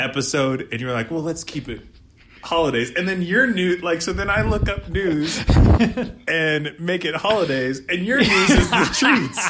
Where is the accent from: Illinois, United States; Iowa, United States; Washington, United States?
Washington, United States; Eastern; now in Seattle, United States; I'm from Eastern Washington